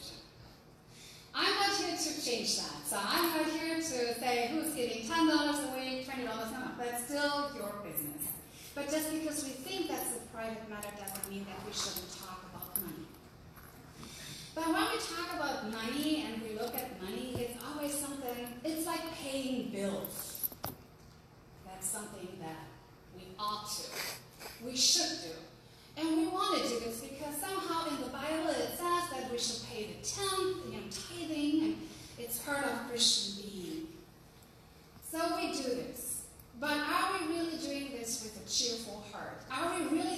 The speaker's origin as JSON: {"language": "English", "country": "Germany", "also_born_or_lived": "Utah", "accent": "German", "second_language": "English", "moved": "as an adult", "lives_now": "United States", "said": "from my German accent. I kept it with me, and I'm proud of it because I am German after all"}